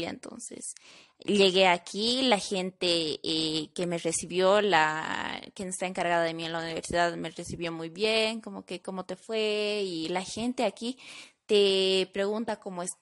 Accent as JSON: {"language": "Spanish", "country": "Bolivia", "moved": "as an adult", "lives_now": "Bogotá, Colombia", "said": "me encuentro de intercambio. Soy del país de Bolivia, actualmente estoy estudiando la carrera licenciatura en gastronomía en la Fundación Universitaria de San Mateo."}